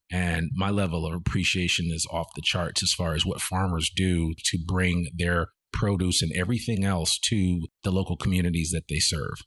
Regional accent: outside of New York City, United States; moved away as an adult; also born or lived in Virginia / Washington, D.C.; now in Arkansas, United States; born and rich from Virginia, but I grew up outside of New York City

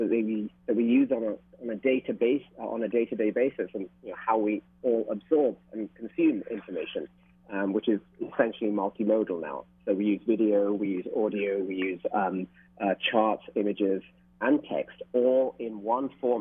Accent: London, United Kingdom; moved away as an adult; also born or lived in Sri Lanka / Singapore / New York; now in Hawaii, United States; I'm Sri Lankan born. I grew up in London.

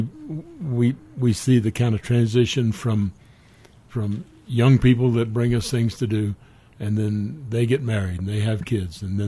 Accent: South Carolina, United States; moved away as an adult; also born or lived in Denver, Colorado; now in Carbondale, United States; I grew up in South Carolina

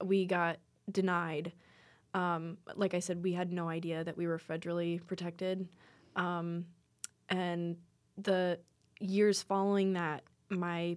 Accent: Custer, South Dakota, United States; I'm from Custer originally, and so it's a very tight-knit community.

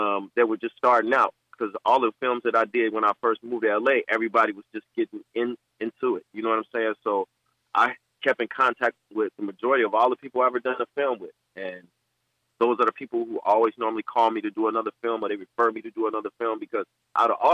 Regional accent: Gary, Indiana, United States; I'm originally from Gary, Indiana. I, grew up on the east side near Pulaski

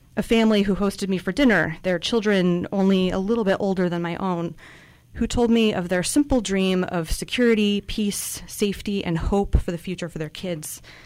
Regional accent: Central Coast, California, United States; I grew up here on the Central Coast

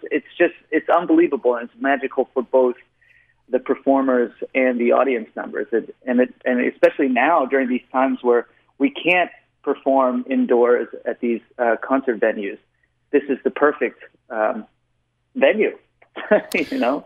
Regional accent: Austin, Texas, United States; I was born and raised in Austin, Texas

